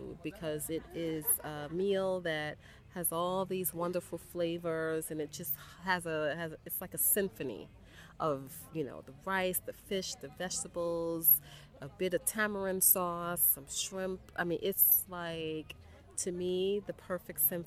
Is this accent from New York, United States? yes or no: yes; New York City, New York, United States; moved away as an adult; also born or lived in Paris, France; now in Dakar, Senegal; I'm from the South Bronx